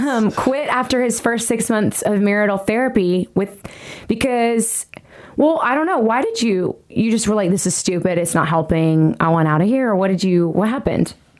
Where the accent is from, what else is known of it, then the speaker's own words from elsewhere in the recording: Nashville, Tennessee, United States; i am a singer songwriter here in nashville tennessee this is my hometown